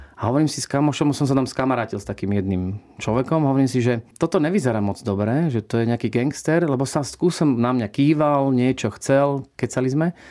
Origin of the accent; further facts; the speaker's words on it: Slovakia; moved away; also born or lived in United States; ja som prišiel domov na Slovensko